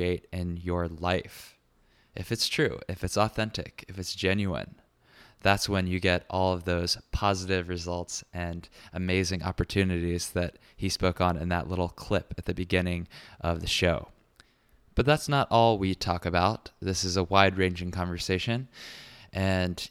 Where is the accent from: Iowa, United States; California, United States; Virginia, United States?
Virginia, United States; Richmond; now in New York, United States; Richmond, Virginia, my hometown